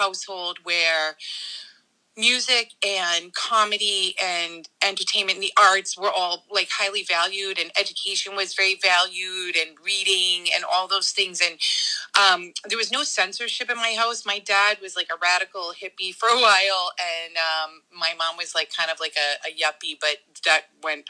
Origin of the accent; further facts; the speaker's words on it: Boston, Massachusetts, United States; where I grew up in Dorchester